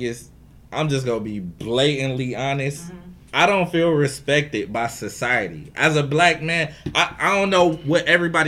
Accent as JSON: {"language": "English", "town": "Cleveland", "region": "Ohio", "country": "United States", "tie": "born or raised there", "said": "growing up in Cleveland"}